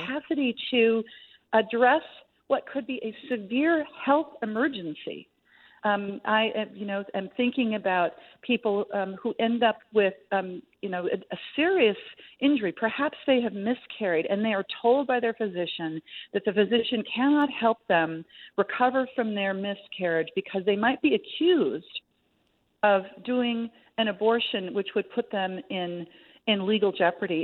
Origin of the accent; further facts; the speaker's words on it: Minnesota, United States; my home state of Minnesota